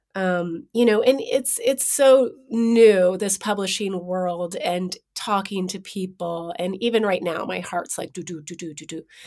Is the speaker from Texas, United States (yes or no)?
no; San Francisco, California, United States; also born or lived in New York; I was born in San Francisco